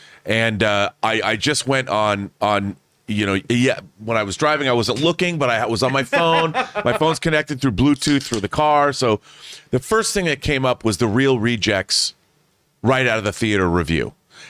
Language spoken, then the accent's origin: English; Seattle, Washington, United States; born or raised there